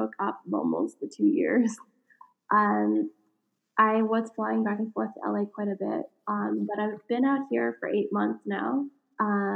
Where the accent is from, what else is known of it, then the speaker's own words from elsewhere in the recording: Canada; being Canadian